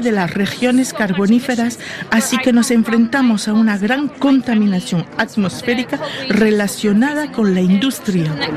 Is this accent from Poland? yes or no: yes; Poland; Vengo de un país que alberga una de las mayores centrales eléctricas de carbón, la central de Belchatov